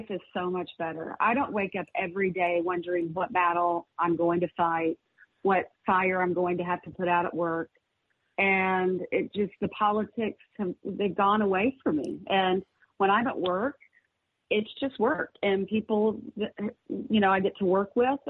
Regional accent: Fayetteville, Arkansas, United States; It was in my hometown.

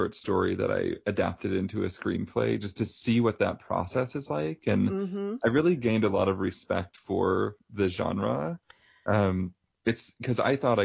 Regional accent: O'Fallon, Missouri, United States; moved away; also born or lived in San Francisco; I'm from Missouri originally

